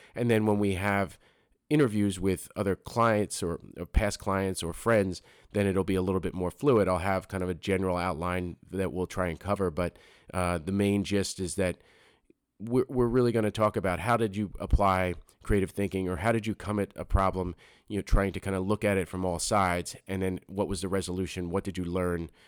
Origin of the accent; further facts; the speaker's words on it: Philadelphia, Pennsylvania, United States; moved away as an adult; now in New Jersey, United States; I grew up, I grew up in Philadelphia